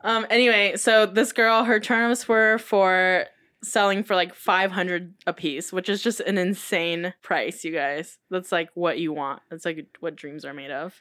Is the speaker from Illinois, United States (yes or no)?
no; Denver, Colorado, United States; moved away; my hometown of Denver, Colorado